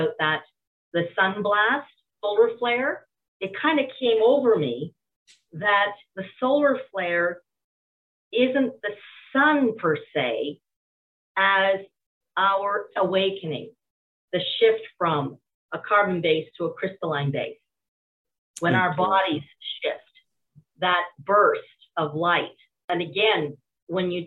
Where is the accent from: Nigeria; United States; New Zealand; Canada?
Canada; from a Canadian perspective